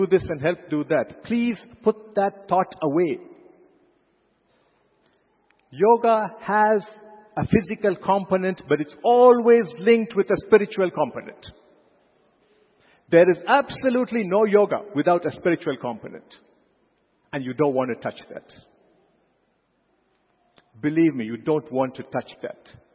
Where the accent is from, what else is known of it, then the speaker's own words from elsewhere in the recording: India; as an Indian, as a proud Indian